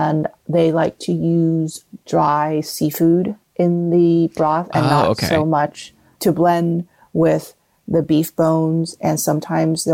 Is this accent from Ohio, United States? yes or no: no; Southern California, United States; now in Northern California, United States; I live in Northern California, and I grew up in Southern California